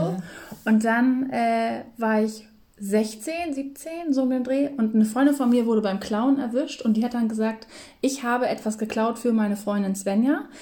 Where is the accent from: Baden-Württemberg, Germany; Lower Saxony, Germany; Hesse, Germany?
Lower Saxony, Germany; moved away; bei uns in Niedersachsen